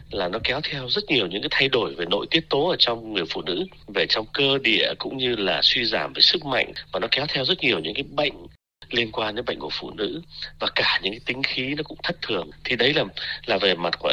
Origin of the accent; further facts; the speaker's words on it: Vietnam; now in Australia; tuy là mình thì à, lớn lên sinh ra lớn lên ở Việt Nam nhưng mà mình thôi thì cứ tự cho mình cái hy vọng là được sống theo tuổi thọ trung bình của người Úc đi